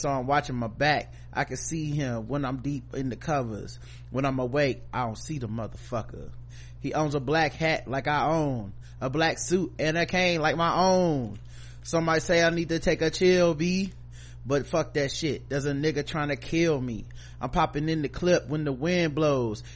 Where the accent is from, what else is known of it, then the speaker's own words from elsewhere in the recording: Charlotte, North Carolina, United States; I'm from North Carolina, Charlotte, North Carolina